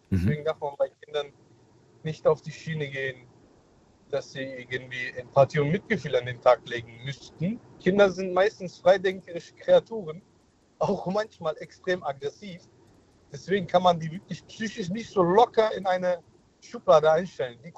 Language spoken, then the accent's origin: German; Mainz, Rhineland-Palatinate, Germany; Hi, ich bin der … ich komme aus Mainz.